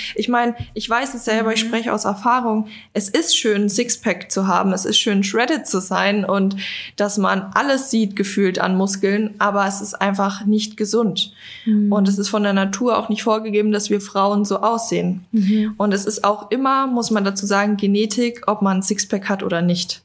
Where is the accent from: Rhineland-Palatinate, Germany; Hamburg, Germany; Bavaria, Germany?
Bavaria, Germany; now in Berlin, Germany; Ich komme eigentlich aus Bayern